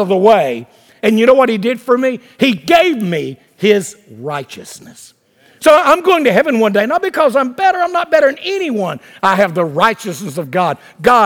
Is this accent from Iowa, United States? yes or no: no; Wilmington, North Carolina, United States; Market Street in Wilmington, North Carolina, my hometown